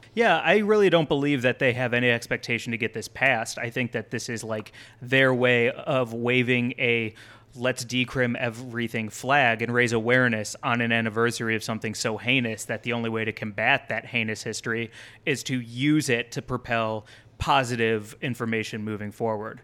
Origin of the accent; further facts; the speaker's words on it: Missouri, United States; my home state of Missouri